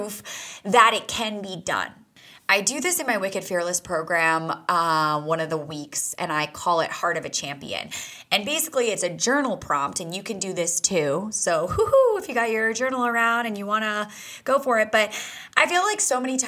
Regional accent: New England, United States; I grew up in New England

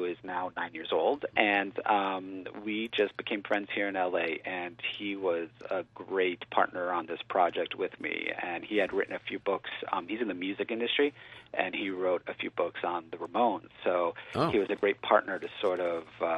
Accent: Pennsylvania, United States; I grew up in Pennsylvania

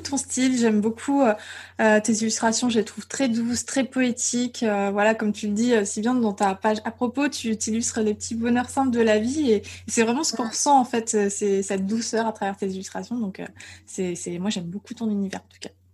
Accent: Île d'Oléron, Nouvelle-Aquitaine, France; je viens de l'île de Léron, je, viens de vraiment de la campagne.

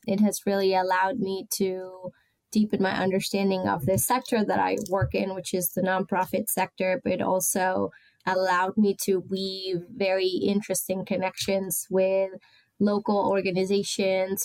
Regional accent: Rosario, Santa Fe, Argentina; also born or lived in Barcelona, Spain; now in Baltimore, United States; my city, my hometown, Rosario

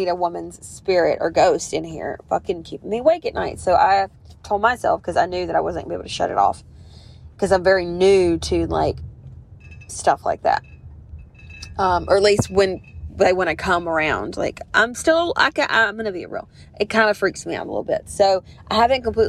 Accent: the South, Southern United States, United States; accent: Southern; I'm obviously Southern if my fucking accent did give it away

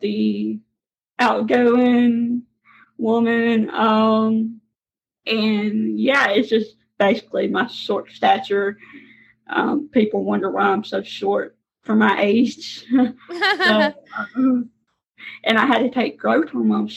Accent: Mississippi, United States; accent: Southern; I am from Mississippi, as you can tell from my Southern accent.

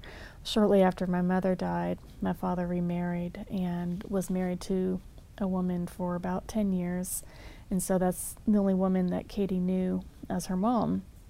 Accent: San Antonio, Texas, United States; now in Prattville, United States; I'm from San Antonio, though. It's where I've called home for forever. My father was in the Army, so you always had to pick a place where you called home

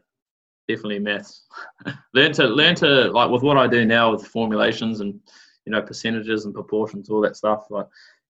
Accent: Auckland, New Zealand; also born or lived in Coromandel; I grew up in Auckland in the thick of it there, in Kohimarama, nice suburb to grow up

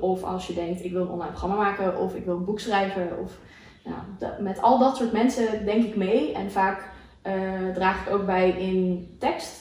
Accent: Aruba; moved away; Ik ben opgegroeid op Aruba.

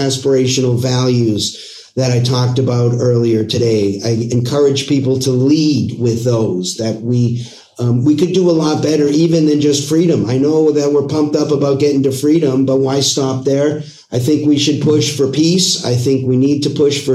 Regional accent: Boston, Massachusetts, United States; also born or lived in Los Angeles; now in Arizona, United States; I'm originally from Boston

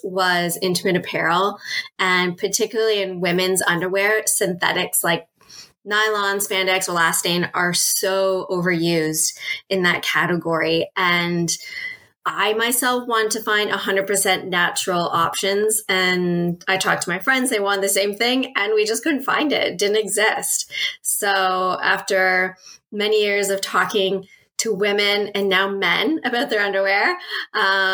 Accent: Toronto, Ontario, Canada; also born or lived in United Kingdom; I'm from Toronto, Canada, and curbside composting was just the norm

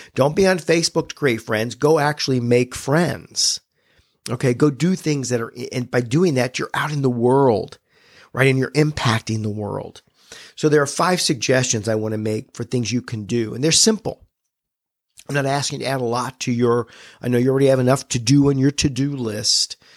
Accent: United States; I was born in America.

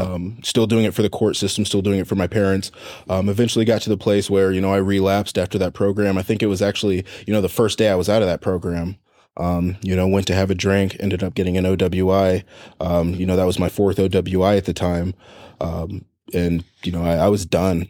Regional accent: Fort Wayne, Indiana, United States; I was, I was born in Indianapolis, um, adopted to a family in Fort Wayne, Indiana

